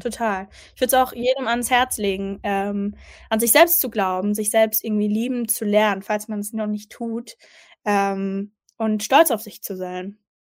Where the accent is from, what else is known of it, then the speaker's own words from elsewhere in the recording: Mannheim, Baden-Württemberg, Germany; also ich bin in Mannheim aufgewachsen. Äh, meine Familie kommt aus Mannheim, also ich bin eine richtige Monomerin